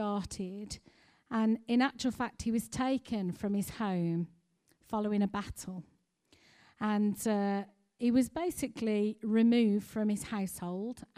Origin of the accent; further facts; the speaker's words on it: United Kingdom; we as British people